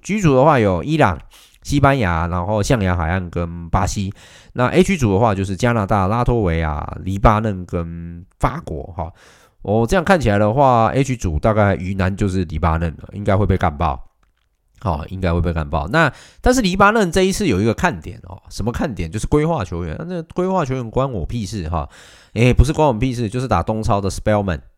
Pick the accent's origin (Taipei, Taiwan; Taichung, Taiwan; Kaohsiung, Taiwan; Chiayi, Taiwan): Taichung, Taiwan; 作为台中人